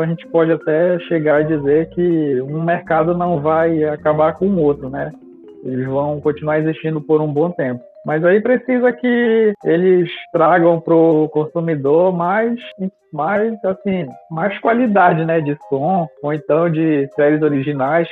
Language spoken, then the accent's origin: Portuguese; Brazil; como brasileiro nato